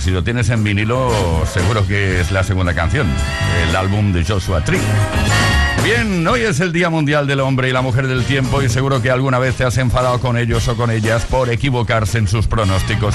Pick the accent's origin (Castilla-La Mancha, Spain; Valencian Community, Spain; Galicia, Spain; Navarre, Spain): Galicia, Spain; Vigo; somos de Vigo